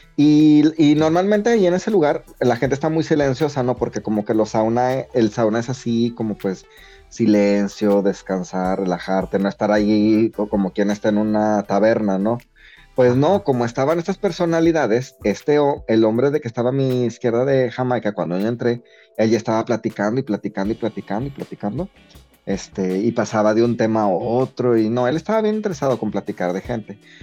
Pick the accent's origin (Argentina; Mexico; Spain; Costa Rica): Mexico; moved away; como mexicano